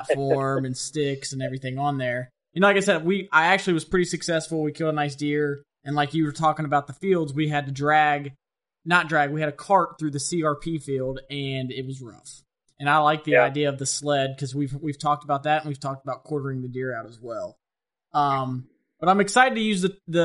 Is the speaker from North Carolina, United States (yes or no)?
no; West Virginia, United States; I'm from West Virginia